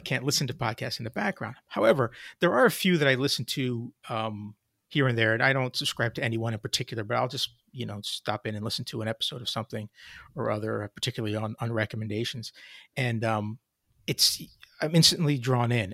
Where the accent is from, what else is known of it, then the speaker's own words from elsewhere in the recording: Hamilton, New Jersey, United States; also born or lived in suburb of Philadelphia, New Jersey; I grew up in a small town in South Jersey called Hamilton